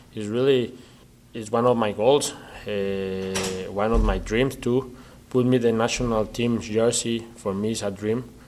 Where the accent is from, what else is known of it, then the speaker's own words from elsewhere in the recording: Mexico; English is a second language; moved away; I was the first Mexican player to play in Scotland